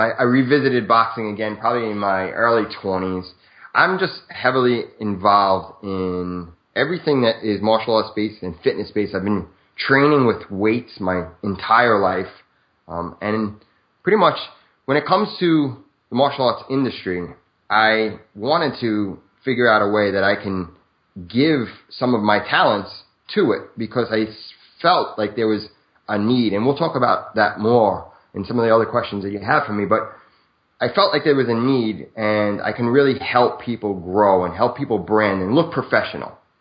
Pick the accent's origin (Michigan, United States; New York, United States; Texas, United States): New York, United States; New York City; moved away as an adult; now in New Jersey, United States; I'm born and raised in Brooklyn, New York, till about 30 years old